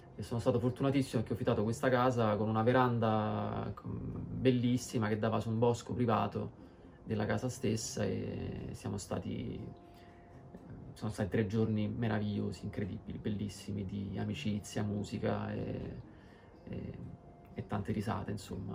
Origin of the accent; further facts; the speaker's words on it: Procida, Campania, Italy; sono nato e cresciuto a Procida